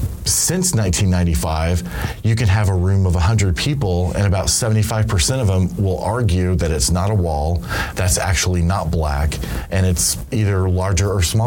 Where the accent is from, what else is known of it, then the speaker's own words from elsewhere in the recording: Dallas, Texas, United States; also born or lived in Los Angeles, United States; I grew up in Los Angeles and Dallas primarily, and in both of those cities